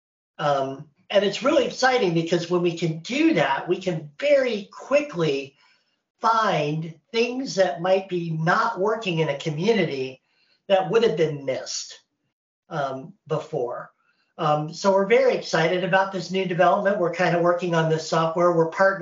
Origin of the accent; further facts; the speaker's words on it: Indiana, United States; moved away as an adult; now in North Carolina, United States; I live in North Carolina in the United States. I am from Indiana. And so this is my first time living away from there.